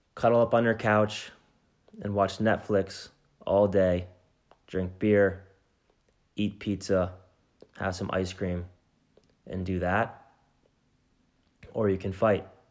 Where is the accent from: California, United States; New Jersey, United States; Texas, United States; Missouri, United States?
New Jersey, United States; I'm from New Jersey, which is right next door to New York City